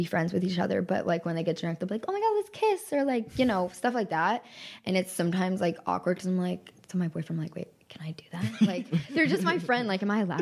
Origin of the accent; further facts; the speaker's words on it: Texas, United States; I'm from Texas